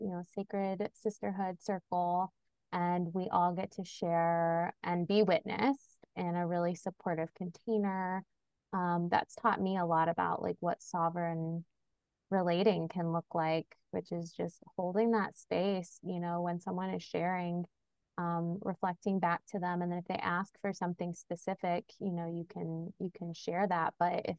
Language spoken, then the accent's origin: English; Kentucky, United States; moved away; the land I was born on in Kentucky